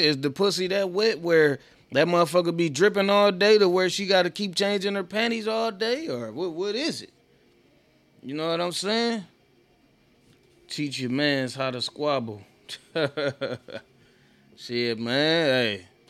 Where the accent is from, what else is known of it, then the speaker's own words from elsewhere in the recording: Oak Park, Michigan, United States; also born or lived in Detroit; I grew up in Oak Park